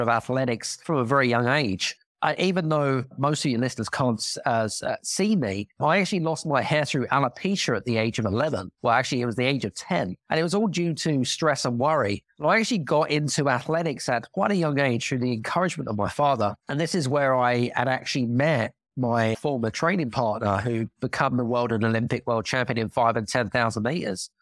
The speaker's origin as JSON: {"language": "English", "country": "United Kingdom", "accent": "British", "moved": "yes", "lives_now": "Cyprus", "said": "I'm British 'cause I've got a British accent"}